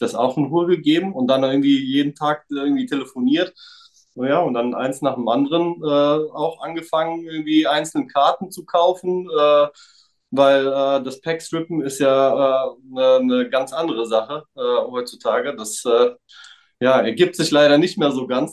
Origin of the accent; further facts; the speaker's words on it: Frankfurt area, Hesse, Germany; also born or lived in Serbia (former Yugoslavia); also ich bin aus Raum Frankfurt, äh, Viertelstunde von Frankfurt entfernt, auch hier aufgewachsen, geboren tatsächlich nicht